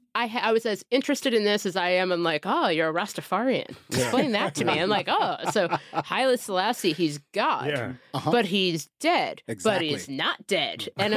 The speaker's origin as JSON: {"language": "English", "town": "Cincinnati", "region": "Ohio", "country": "United States", "tie": "born or raised there", "said": "I grew up in Cincinnati in the late 90s, early 2000s"}